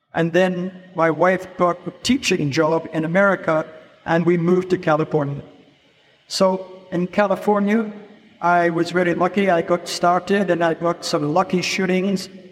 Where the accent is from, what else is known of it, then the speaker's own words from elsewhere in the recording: Edinburgh, Scotland, United Kingdom; moved away as an adult; also born or lived in London; I'm Scottish. I'm not American. I'm Scottish. I was born in Edinburgh.